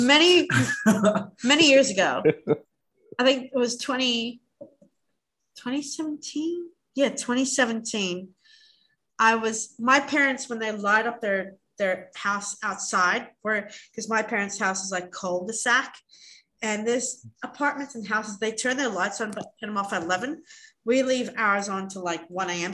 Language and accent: English; Australia; we're from Australia